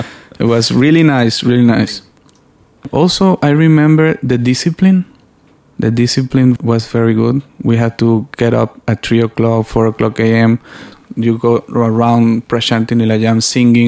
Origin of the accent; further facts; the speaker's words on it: Venezuela; I'm from Venezuela